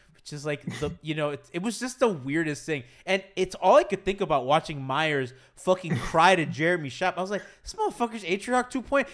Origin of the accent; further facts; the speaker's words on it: Kendall, Florida, United States; I grew up in Kendall.